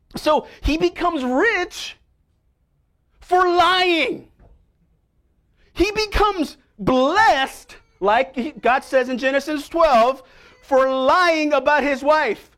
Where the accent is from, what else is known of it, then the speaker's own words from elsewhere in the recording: New York City, New York, United States; also born or lived in Staten Island, New York; I grew up in Manhattan. for most of my life, right near Columbia